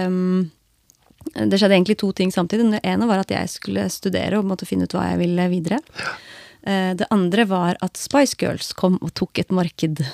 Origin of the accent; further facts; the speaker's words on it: Skien, Telemark, Norway; her hjemme i Skien